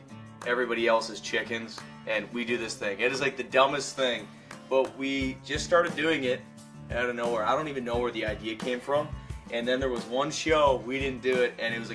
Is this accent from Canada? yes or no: yes; Canada; moved away as an adult; now in Tennessee, United States; Being a Canadian guy